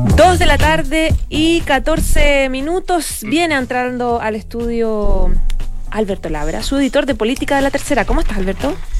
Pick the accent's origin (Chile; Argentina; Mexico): Chile; deberíamos trabajar los chilenos